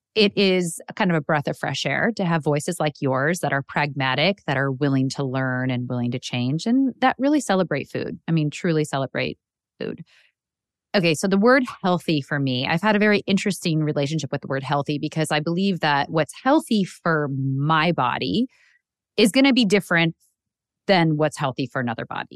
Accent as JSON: {"language": "English", "region": "Illinois", "country": "United States", "tie": "born or raised there", "said": "I grew up in the Midwest in Illinois"}